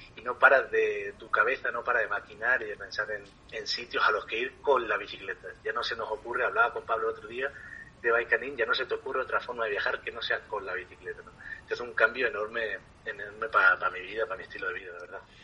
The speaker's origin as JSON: {"language": "Spanish", "town": "Ardales", "region": "Andalusia", "country": "Spain", "tie": "born or raised there", "also_born_or_lived": "Thailand", "moved": "as an adult", "said": "tengo que llegar a Ardales, a mi pueblo en Málaga"}